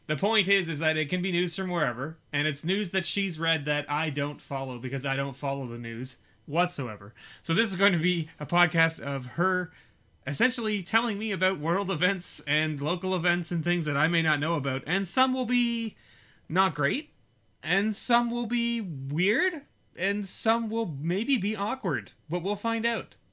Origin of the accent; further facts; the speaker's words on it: Canada; we are Canadian